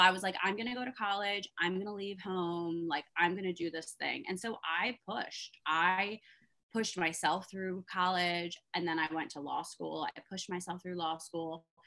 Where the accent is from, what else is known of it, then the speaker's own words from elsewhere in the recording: East Coast, United States; I'm a simple girl. I'm from the East Coast.